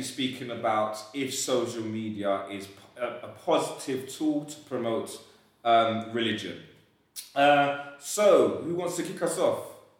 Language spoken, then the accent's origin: English; London, United Kingdom; also born or lived in Peckham; So I grew up in Elephant Castle.